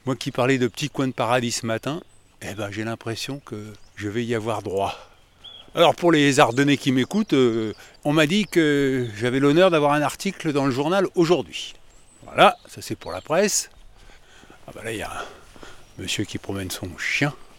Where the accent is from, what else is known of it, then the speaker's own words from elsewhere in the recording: Paris, Île-de-France, France; je suis parisien